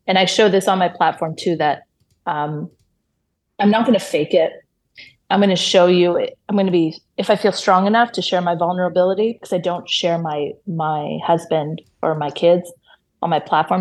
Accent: Toronto, Ontario, Canada; born or raised there; first language Hebrew; English is a second language; moved away as an adult; now in Israel

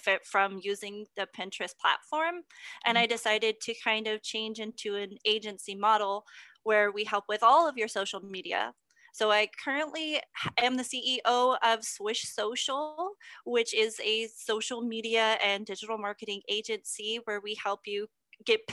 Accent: Texas, United States; I'm from Texas.

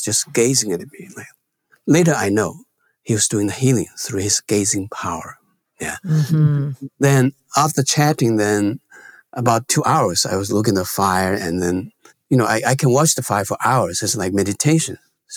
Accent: China; born or raised there; moved away

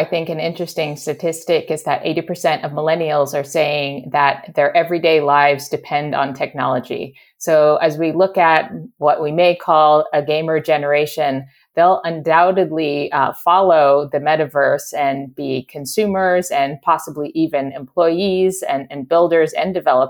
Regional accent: Pennsylvania, United States; moved away; I was visiting the hometown I grew up in Pennsylvania a few months ago.

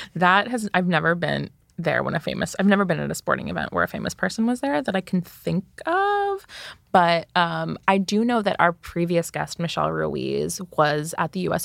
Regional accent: Jersey Shore, New Jersey, United States; I'm from New Jersey. I'm from the Jersey Shore specifically

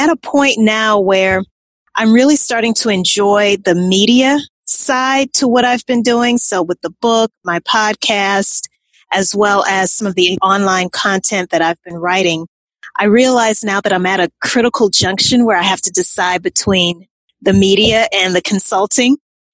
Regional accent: Louisiana, United States; moved away; also born or lived in New Orleans, Louisiana; I'm originally from Louisiana

